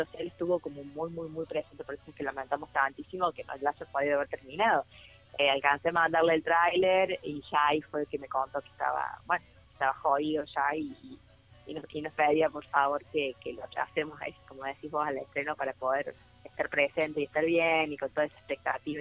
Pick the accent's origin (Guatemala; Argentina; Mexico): Argentina; interior of Córdoba; como cordobesa del interior, como soy yo también